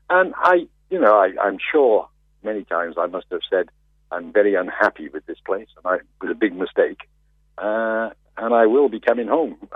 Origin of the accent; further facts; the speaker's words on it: United Kingdom; And we bumped into each other, uh, and being British, we felt we were British, the pair, the three of us, we became good friends.